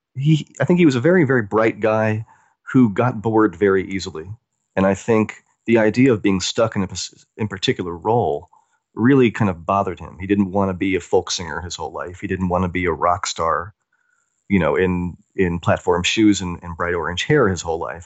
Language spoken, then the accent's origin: English; the American South, United States; I grew up in the South, in Amer-, in the American South